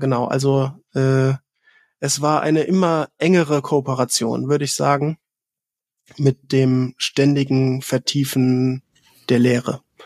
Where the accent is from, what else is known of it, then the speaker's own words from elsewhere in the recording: Southern Germany, Germany; im Süden von Deutschland geboren